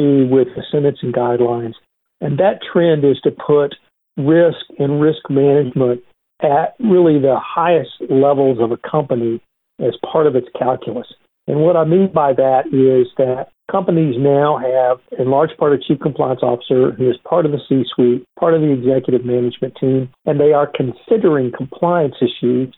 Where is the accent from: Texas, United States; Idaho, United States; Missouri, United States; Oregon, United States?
Texas, United States; I'm a Texan